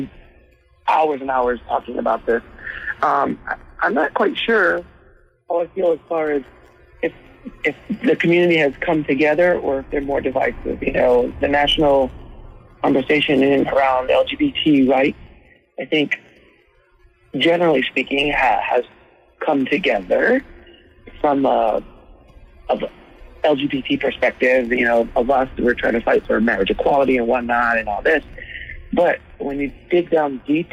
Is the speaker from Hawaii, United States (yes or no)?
yes; Hawaii, United States; now in Texas, United States; I am from Hawaii. I was born and raised in Hawaii and moved to Texas here in 2005.